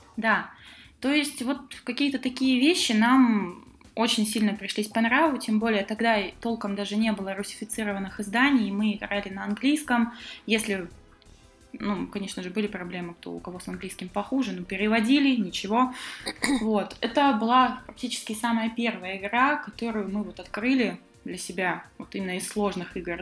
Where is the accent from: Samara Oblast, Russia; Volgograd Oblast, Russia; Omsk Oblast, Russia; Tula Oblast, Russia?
Omsk Oblast, Russia; Omsk; Да, я, кстати, из Омска